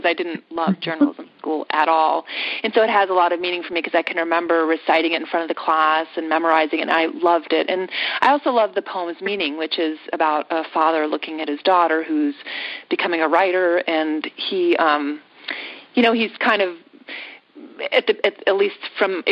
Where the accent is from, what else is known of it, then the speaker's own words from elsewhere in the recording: Yellow Springs, Ohio, United States; my hometown of Yellow Springs